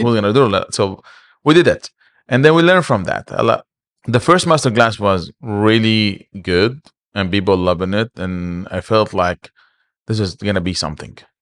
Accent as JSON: {"language": "English", "town": "Aleppo", "region": "Aleppo Governorate", "country": "Syria", "also_born_or_lived": "Kuwait", "moved": "as an adult", "lives_now": "Dubai, United Arab Emirates", "said": "I'm from Aleppo"}